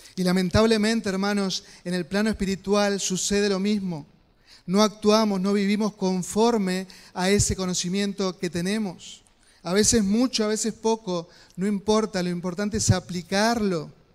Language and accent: Spanish; Concepción del Uruguay, Entre Ríos, Argentina; Recuerdo cuando era niño, ahí en Concesión del Uruguay, vivíamos cerca